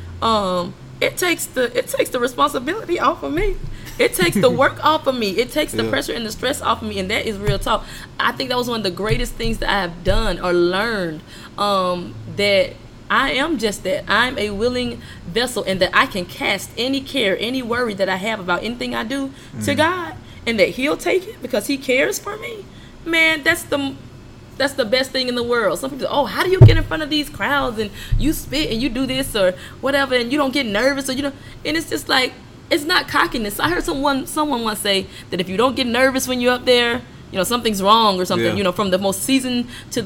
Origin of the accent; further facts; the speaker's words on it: Columbus, Mississippi, United States; now in Augusta, United States; I was born in Columbus and grew up a good portion of my life in the woods.